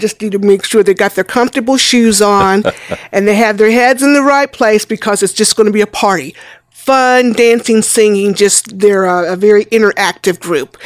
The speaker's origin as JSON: {"language": "English", "town": "Junction City", "region": "Kansas", "country": "United States", "said": "Junction City, Kansas"}